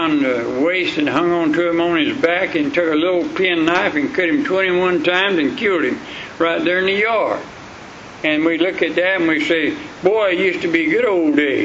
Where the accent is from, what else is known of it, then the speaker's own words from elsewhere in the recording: Sulphur Springs, United States; I was raised up in the Sulphur Springs